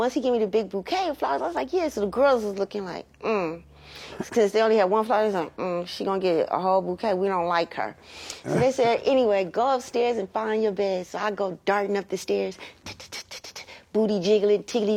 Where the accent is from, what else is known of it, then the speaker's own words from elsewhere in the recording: Los Angeles, California, United States; Born and raised in L.A., basically in the Crenshaw District.